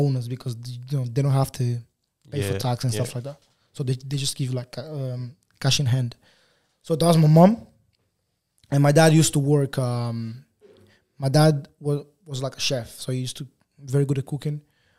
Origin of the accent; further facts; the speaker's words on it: Angola; born there; So I was born in Angola. My mom and my dad, they both from Angola as well.